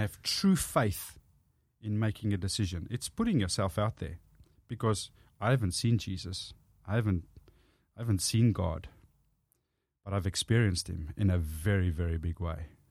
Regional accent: South Africa; accent: South African; first language Afrikaans; English is a second language; moved away as an adult; now in Australia; I grew up speaking Afrikaans, which is basically Dutch

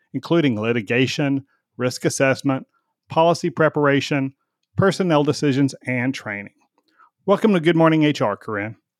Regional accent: Texas, United States; I'm a Texan

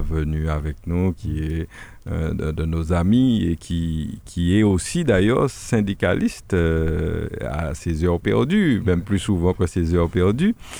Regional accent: Le François, Martinique; nous sommes du François, on connaît bien la population franciscaine

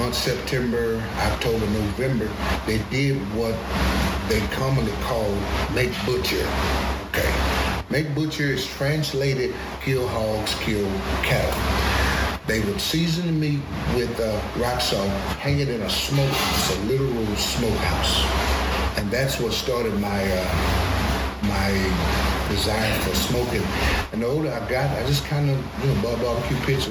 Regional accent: Plaisance, Louisiana, United States; now in Fort Worth, United States; I am from Plaisance, Louisiana.

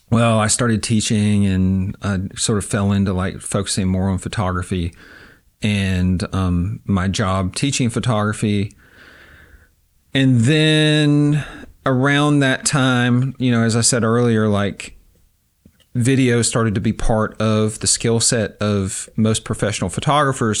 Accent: Avery County, Western North Carolina, United States; moved away as an adult; also born or lived in Durham, North Carolina / Kunshan, China; now in Oxford, Mississippi, United States; I was born in Western North Carolina in a very small rural county, uh, Avery County.

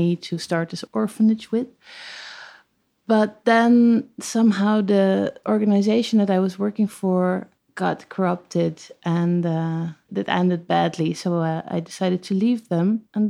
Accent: The Hague, South Holland, Netherlands; moved away as an adult; also born or lived in Amsterdam / Ilpendam; then I moved to The Hague, and I've lived there until I was 18

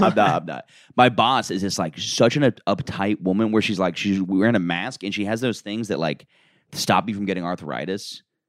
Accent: Orlando, Florida, United States; moved away; I'm from Orlando

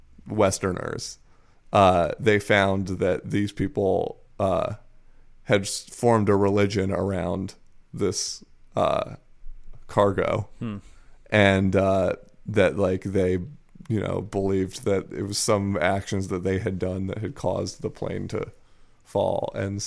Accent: Chiba, Japan; And Chiba Prefecture is the official peanut prefecture of Japan, so I've been on many a peanut-picking field trip.

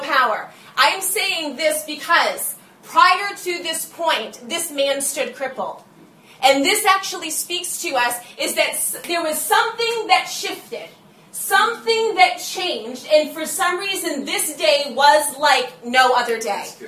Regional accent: United States; we as the church and as Americans

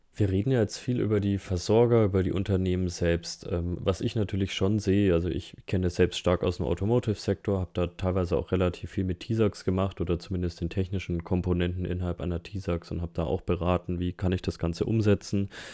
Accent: Nuremberg Metropolitan Region, Bavaria, Germany; ich komme ja aus der Metropolregion Nürnberg, Erlangen, Fürth, ähm, Herzogenaurach

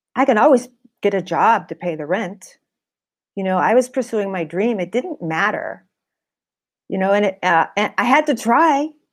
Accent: California, United States; I wasn't fr, from New York, and I came from California

